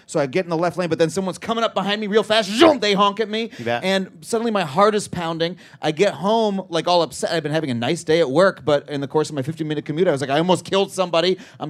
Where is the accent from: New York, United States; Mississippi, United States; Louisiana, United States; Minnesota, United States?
New York, United States; Wading River; moved away as an adult; now in Los Angeles, United States; I grew up on Long Island, which is a place where you need to have a car.